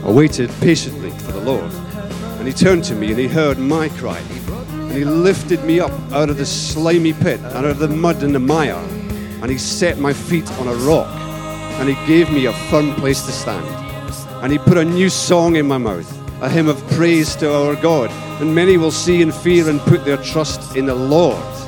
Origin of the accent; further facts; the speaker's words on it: Paisley, Scotland, United Kingdom; I was from Paisley in Scotland